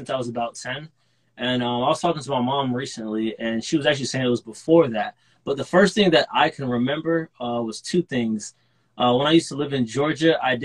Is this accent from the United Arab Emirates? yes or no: yes; Dubai, United Arab Emirates; moved away as an adult; now in United States; I'm from Dubai, UAE. I went over there to do school, and then I moved over to the United States to start college at Florida Atlantic University